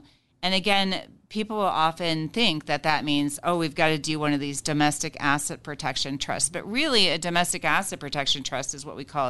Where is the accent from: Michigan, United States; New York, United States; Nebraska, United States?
Nebraska, United States; So in some states, again, my home state of Nebraska is not super protective of a single member LLC.